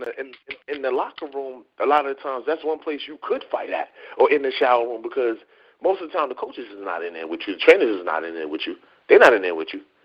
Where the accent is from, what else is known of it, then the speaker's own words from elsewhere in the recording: New York City, New York, United States; I'm from Harlem